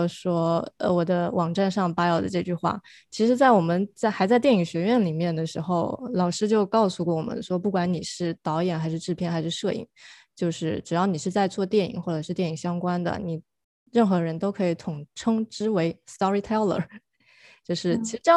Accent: China; now in United States; 因为我是从国内过来留学读电影，然后留下来的人

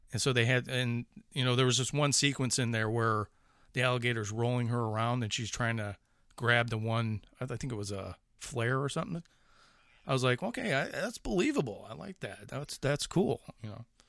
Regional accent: Chicago, Illinois, United States; accent: Chicago; moved away; It's like that fucking Chicago accent still coming out

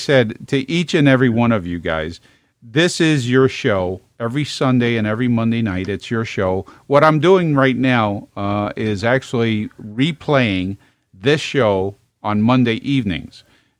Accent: New York City, New York, United States; moved away as an adult; also born or lived in Virginia; my whole vocabulary coming from Brooklyn was, hey, how you, no, it was, how you doing?

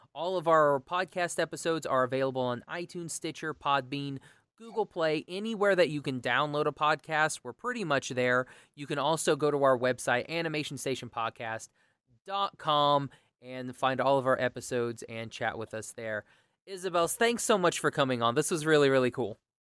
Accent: Oklahoma, United States; I'm from Oklahoma

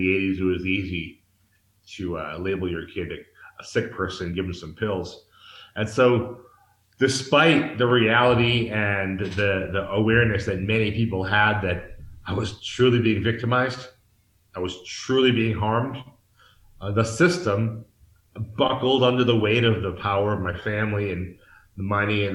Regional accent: Massachusetts, United States; moved away as an adult; now in Mexico; I'm from the East Coast of the United States, the state of Massachusetts.

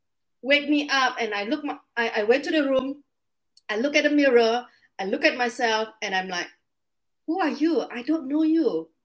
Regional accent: Indonesia; English is a second language; now in Singapore; So I'm an immigrant. I came from Indonesia to Singapore, and I've been living here for 19 years.

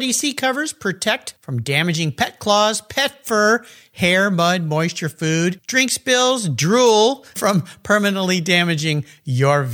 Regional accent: La Jolla, California, United States; I was growing up in La Jolla, California, on the ocean

